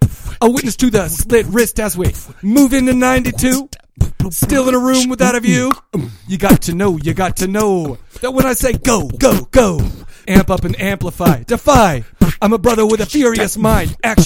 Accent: Farmington, United States; We grew up in Farmington, and you know the angst and the anger that comes from growing up in such a terrible part of town.

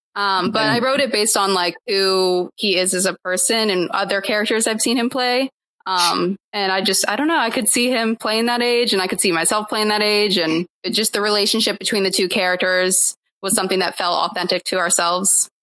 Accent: Akron, Ohio, United States; I'm from Akron, Ohio, okay. but specifically a smaller town called Ellet

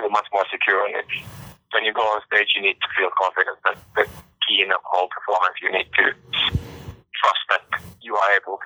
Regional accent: Finland; We are from Finland

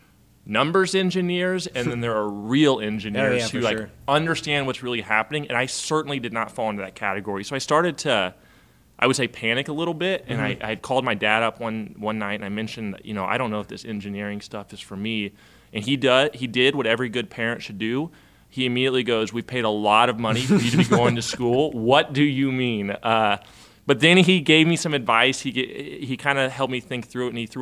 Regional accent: Derby, Kansas, United States; also born or lived in Ohio; So I grew up in Derby

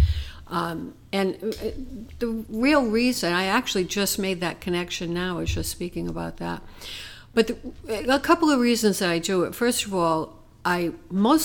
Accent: Providence, Rhode Island, United States; also born or lived in Bonita Springs, Florida; I grew up in Providence, Rhode Island

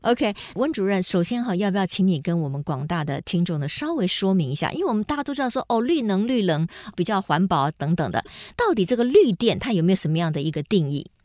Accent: Taiwan; 我们台湾

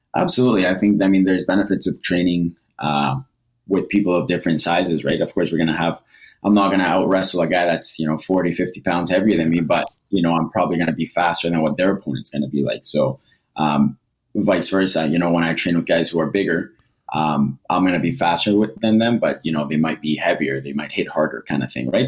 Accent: Edmonton, Alberta, Canada; also born or lived in Costa Rica / Toronto; I was born in Costa Rica. I moved to Edmonton or Toronto when I was about seven or eight. Lived there for two years. Moved to Edmonton. Went through high school and everything here

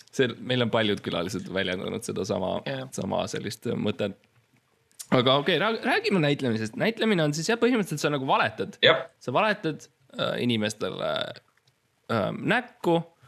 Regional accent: Estonia; ma olen eestlane, ma oskan eesti keelt

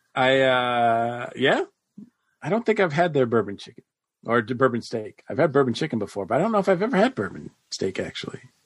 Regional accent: Boston, Massachusetts, United States; moved away; also born or lived in the South; I'm from Boston

